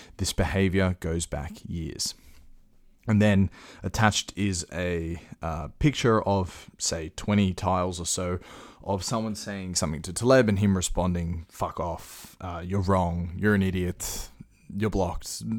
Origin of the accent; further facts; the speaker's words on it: Australia; I'm an Australian